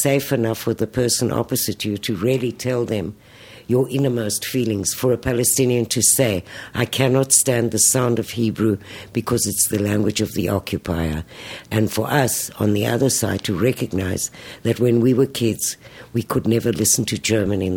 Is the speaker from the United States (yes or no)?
no; South Africa; now in Tel Aviv, Israel; I grew up in South Africa